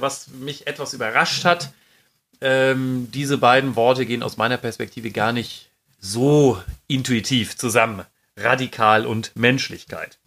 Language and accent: German; Düsseldorf, North Rhine-Westphalia, Germany; weil wir aus Düsseldorf kommen